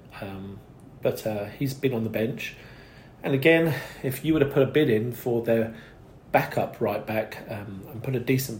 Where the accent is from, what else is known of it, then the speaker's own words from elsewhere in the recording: United Kingdom; now in United States; I'm a Brit living in the US